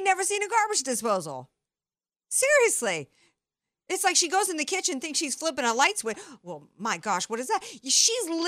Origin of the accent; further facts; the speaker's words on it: Deep South, United States; moved away; I grew up in the Deep South